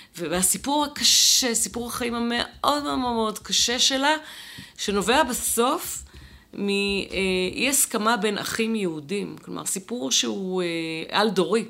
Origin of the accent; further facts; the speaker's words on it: Jerusalem, Jerusalem District, Israel; אני גדלתי במעגל הזה של הנשים, אה, שישבו מחוץ לבית הכנסת מוסאיוף, או בתוך בית הכנסת בבא תמא